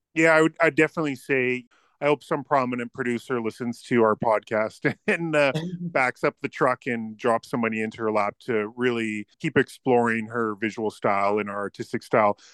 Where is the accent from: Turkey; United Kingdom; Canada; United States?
Canada